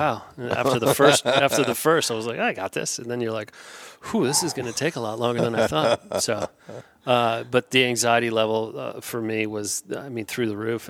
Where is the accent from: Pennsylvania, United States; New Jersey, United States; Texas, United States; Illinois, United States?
New Jersey, United States; moved away as an adult; now in Tennessee, United States; I grew up just outside of New York City, about an hour and a half west of New York City, in New Jersey. I was there for 19 years